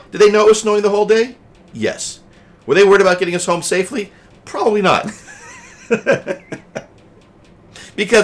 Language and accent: English; Colorado, United States; now in New Jersey, United States; I grew up in Colorado